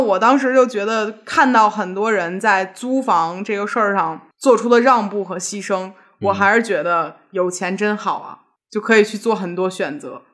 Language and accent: Chinese; Beijing, China; 我小时候就是上学，上，上学正好在胡同里头